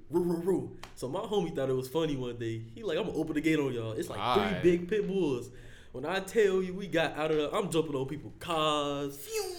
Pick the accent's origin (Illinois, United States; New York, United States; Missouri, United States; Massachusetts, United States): Illinois, United States; Chicago; born or raised there